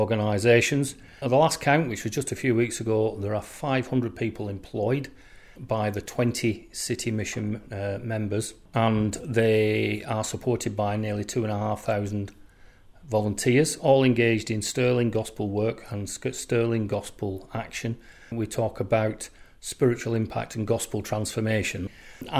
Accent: Oldham, North West England, United Kingdom; my hometown of Oldham

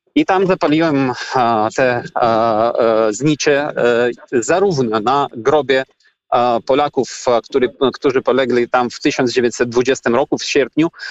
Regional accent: Ukraine; Polish is a second language; Jako Ukrainiec

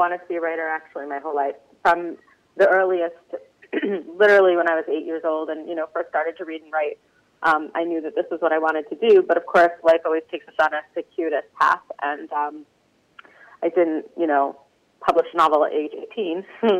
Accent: Miami Beach, Florida, United States; moved away as an adult; also born or lived in Baltimore; now in Israel; I'm originally like born and raised in Miami Beach, Florida, and I went to Hebrew Academy in Miami Beach. I guess what you would call modern Orthodox.

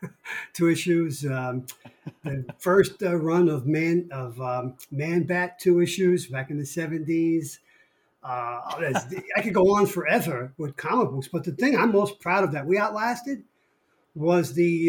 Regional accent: Brooklyn, New York, United States; My hometown, Brooklyn, the greatest place on God's green earth.

